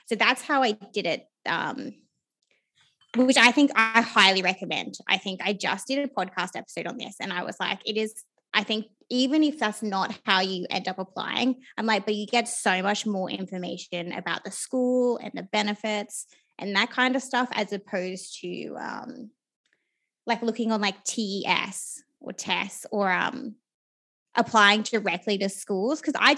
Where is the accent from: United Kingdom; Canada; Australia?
Australia; people don't know this, but there are so many opportunities in university to travel, particularly as an Australian.